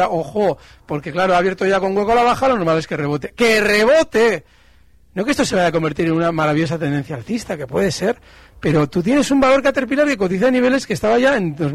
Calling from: Madrid, Community of Madrid, Spain; de Madrid.

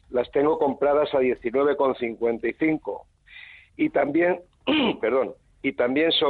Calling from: Madrid, Community of Madrid, Spain; Hola, buenos días.

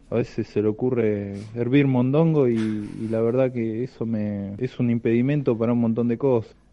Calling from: Morón, Buenos Aires Province, Argentina; de Morón quiero comentar mi experiencia.

